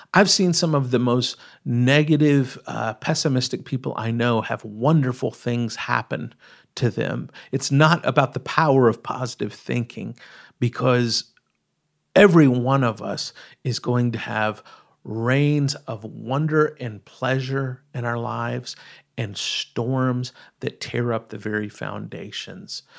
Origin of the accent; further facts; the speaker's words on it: East Texas, United States; I grew up in East Texas